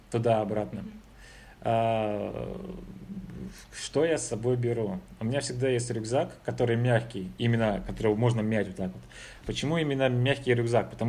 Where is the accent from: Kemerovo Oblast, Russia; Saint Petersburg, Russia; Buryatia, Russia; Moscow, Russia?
Saint Petersburg, Russia; говорю это как петербуржец уже.